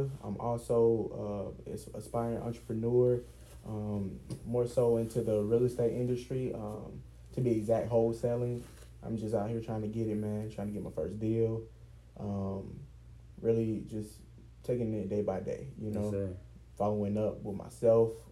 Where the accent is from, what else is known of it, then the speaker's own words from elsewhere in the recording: East Point, Georgia, United States; also born or lived in Cobb County, Georgia; I'm from Atlanta, Georgia, and more so East Point, South Side. And, you know, moving to Cobb County, which is where we currently live